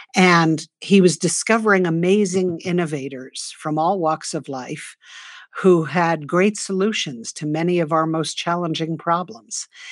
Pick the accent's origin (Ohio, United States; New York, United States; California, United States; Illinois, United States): New York, United States; New York City; now in northern New Mexico, United States; I grew up in New York City, the daughter of two artists